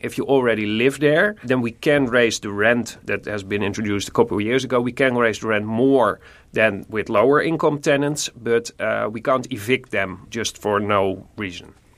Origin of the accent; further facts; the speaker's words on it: Nijmegen, Gelderland, Netherlands; I'm from Nijmegen